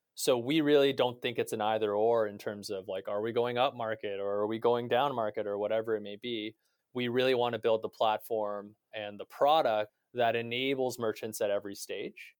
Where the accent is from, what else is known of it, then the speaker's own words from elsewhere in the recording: Canada; as a Canadian